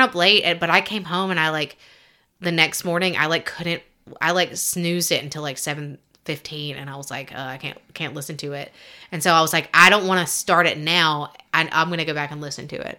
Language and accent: English; Alabama, United States; I grew up in Alabama